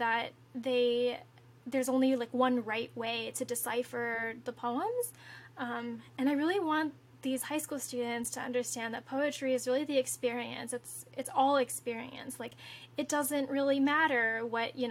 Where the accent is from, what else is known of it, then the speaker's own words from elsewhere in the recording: Omaha, Nebraska, United States; now in New York City, United States; my hometown